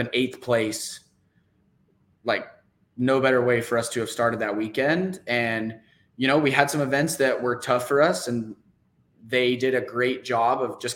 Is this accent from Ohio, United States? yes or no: no; New Mexico, United States; now in Houston, United States; So I'm out in Houston. If we're talking where I'm from, I'm actually originally from New Mexico.